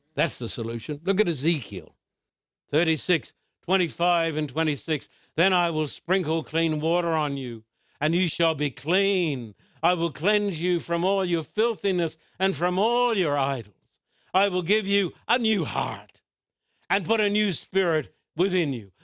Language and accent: English; Australia; When I was growing up in Australia, I was brought up in a culture that believed the Bible.